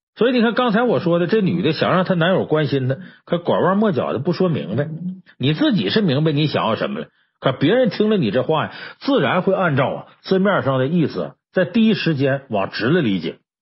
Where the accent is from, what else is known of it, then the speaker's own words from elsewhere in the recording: China; 我们中国人呢，有一个自古流传下来一个说话习惯